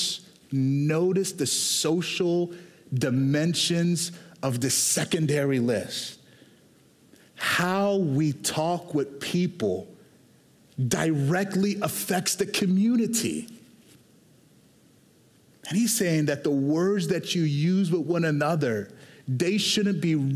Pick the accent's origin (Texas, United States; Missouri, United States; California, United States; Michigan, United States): Texas, United States; Houston; I was born and raised in Houston, Texas